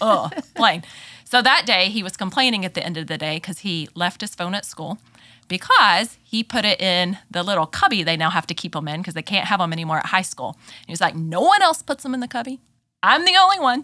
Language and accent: English; Texas, United States; accent: southern drawl; moved away as an adult; also born or lived in Memphis, Tennessee; I am originally from Texas, grew up there